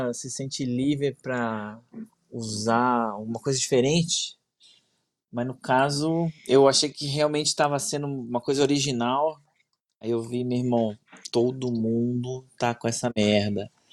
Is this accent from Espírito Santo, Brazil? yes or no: no; Brasília, Federal District, Brazil; eu sou de Brasília